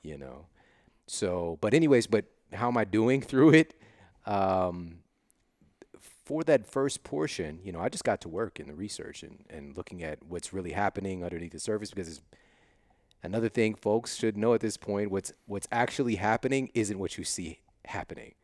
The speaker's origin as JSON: {"language": "English", "region": "Midwest", "country": "United States", "moved": "as an adult", "lives_now": "Los Angeles, United States", "said": "I'm from the Midwest"}